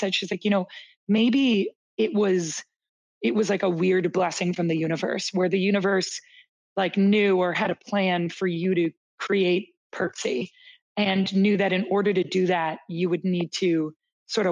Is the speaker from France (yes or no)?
no; Canada; also born or lived in Toronto, Canada / Boston, United States; as a Canadian